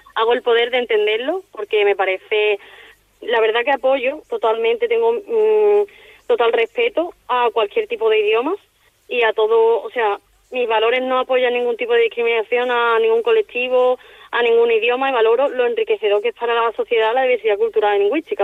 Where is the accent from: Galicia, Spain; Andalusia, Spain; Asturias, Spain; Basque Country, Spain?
Andalusia, Spain; Seville; moved away as an adult; now in Palma de Mallorca, Spain; tengo 24 años, soy de Sevilla y, bueno, actualmente pues me encuentro en Palma de Mallorca